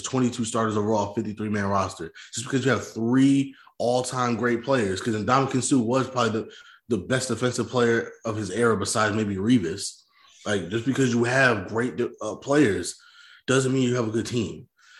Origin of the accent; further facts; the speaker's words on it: New Jersey, United States; We're from Jersey.